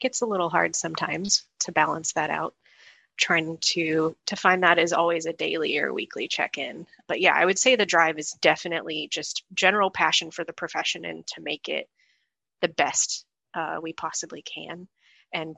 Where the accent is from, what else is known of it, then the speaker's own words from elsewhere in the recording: Indianapolis, Indiana, United States; moved away as an adult; I'm from Indianapolis